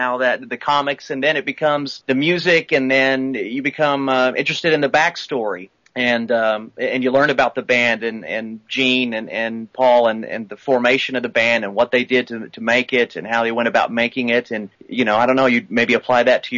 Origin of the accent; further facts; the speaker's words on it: Oklahoma, United States; I'm from Oklahoma